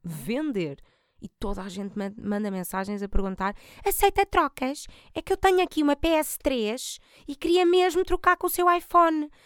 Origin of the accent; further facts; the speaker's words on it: Portugal; eu também sou da margem sul